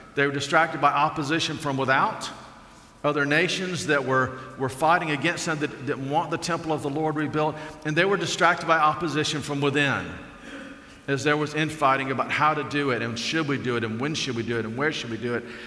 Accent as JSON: {"language": "English", "region": "Alabama", "country": "United States", "tie": "born or raised there", "said": "I grew up in Alabama"}